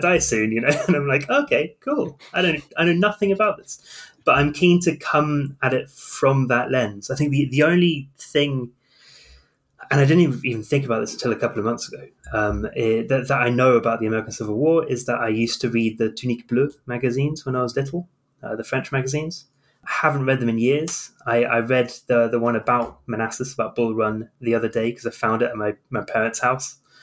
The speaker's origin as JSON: {"language": "English", "region": "South of England", "country": "United Kingdom", "said": "I come from the South of England"}